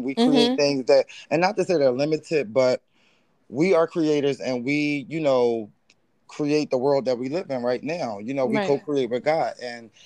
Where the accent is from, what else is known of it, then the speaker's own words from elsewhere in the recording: Philadelphia, Pennsylvania, United States; moved away as an adult; now in Los Angeles, United States; I'm originally from Philadelphia, Pennsylvania.